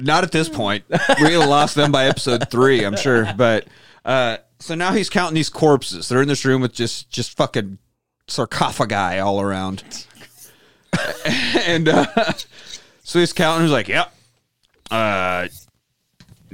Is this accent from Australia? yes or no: no; Midwest, United States; growing up in the Midwest